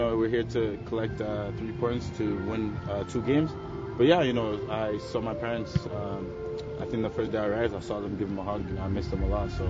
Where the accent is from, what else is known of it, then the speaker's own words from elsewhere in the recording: Edmonton, Alberta, Canada; moved away; excited to play in front of my hometown.